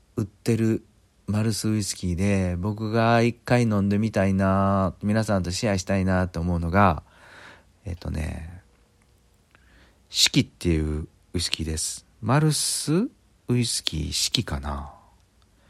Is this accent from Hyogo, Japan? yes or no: yes; Kobe, Hyogo, Japan; 地元の神戸